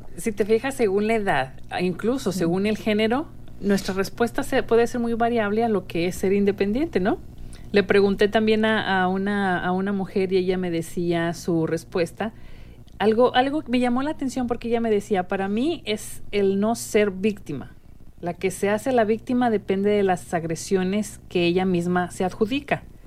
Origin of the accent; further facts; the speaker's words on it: Mexico; now in United States; nuestro país de, origen, que es, México. Las dos que estamos hoy aquí de, de locutoras somos mexicanas muy contentas de serlo